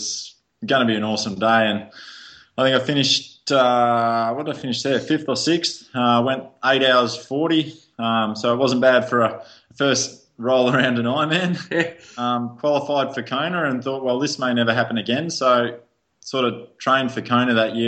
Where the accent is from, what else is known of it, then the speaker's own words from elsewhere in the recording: Portland, Victoria, Australia; moved away as an adult; also born or lived in Melbourne; As a kid, I grew up down in Portland, which was a town of 9,000 odd people